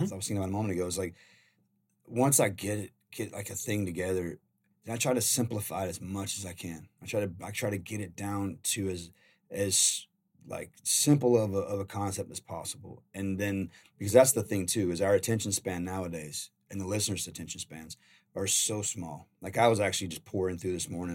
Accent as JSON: {"language": "English", "region": "Carolina", "country": "United States", "tie": "born or raised there", "said": "I'm a country boy. I grew up in Carolina"}